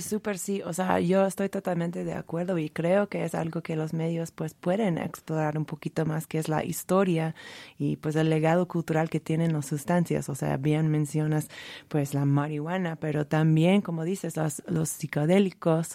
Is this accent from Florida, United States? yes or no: no; California, United States; Yo soy, siendo californiana